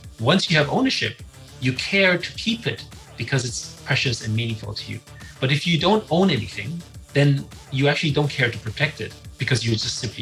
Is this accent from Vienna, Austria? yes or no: yes; Vienna, Austria; I grew up in Vienna.